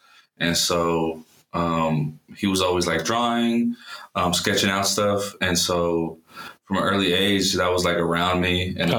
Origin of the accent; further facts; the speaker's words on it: Lompoc, California, United States; also born or lived in Los Angeles, California; now in Denver, United States; I'm from California originally. Yeah. You know, born in LA, raised in a town called Lompoc.